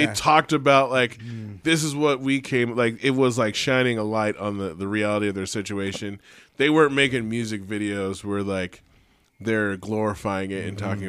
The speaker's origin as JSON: {"language": "English", "town": "Richmond", "country": "United States", "tie": "born or raised there", "moved": "yes", "lives_now": "Reno, United States", "said": "I grew up in Richmond and then moved here, and I was like, I'm living in the suburbs now"}